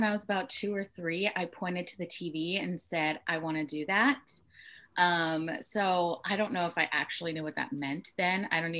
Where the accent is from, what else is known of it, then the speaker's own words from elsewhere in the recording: Torrance, California, United States; I grew up in Torrance, but I ended up going to Redondo because they had a theater.